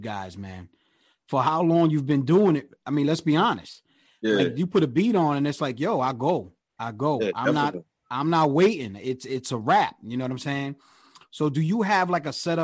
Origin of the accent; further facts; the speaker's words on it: New York, United States; me being from New York